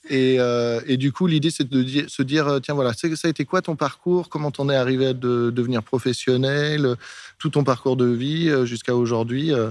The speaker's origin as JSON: {"language": "French", "country": "Martinique", "also_born_or_lived": "Cannes", "said": "suis pas née en Martinique. Ah. Je suis née à Cannes, mais je suis martiniquaise."}